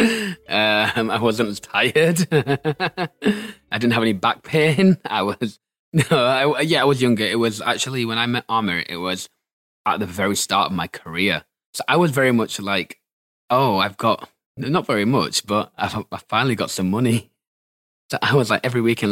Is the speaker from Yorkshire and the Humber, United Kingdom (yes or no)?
yes; Bradford, Yorkshire and the Humber, United Kingdom; moved away as an adult; now in Manchester, United Kingdom; I am from Bradford, but I currently live in Manchester